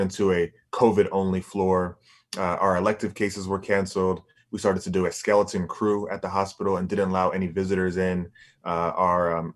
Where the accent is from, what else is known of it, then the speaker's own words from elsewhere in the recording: Bahamas; now in Boston, United States; I'm from the Bahamas